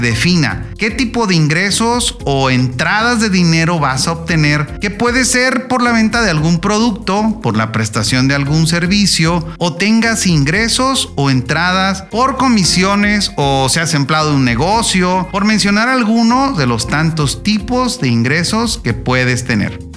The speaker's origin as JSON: {"language": "Spanish", "country": "Mexico", "said": "en mi país, México"}